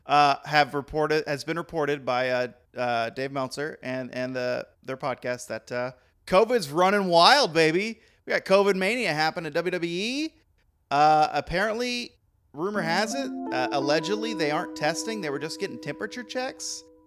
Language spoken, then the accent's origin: English; Texas, United States; moved away; I'm from the South, I'm Texan